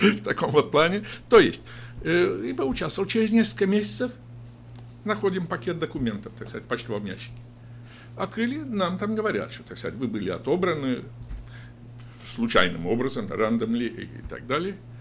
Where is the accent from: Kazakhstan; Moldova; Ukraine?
Moldova; Gashpar, Edineț District; moved away as an adult; now in Sacramento, United States; Родился я в селе, село Гашпар Едининского района